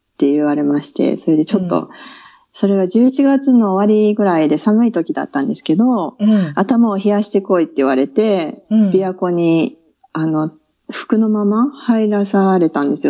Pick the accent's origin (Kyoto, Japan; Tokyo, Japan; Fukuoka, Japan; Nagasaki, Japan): Kyoto, Japan; accent: Kyoto dialect; moved away; 生まれは京都です